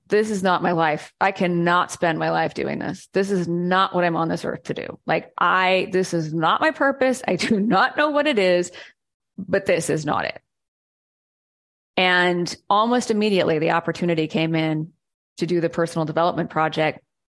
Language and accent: English; Seattle, Washington, United States; moved away; And I was from Seattle.